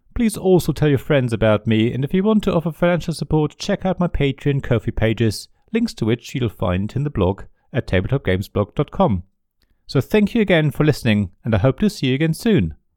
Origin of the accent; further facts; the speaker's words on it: Germany; Growing up in Germany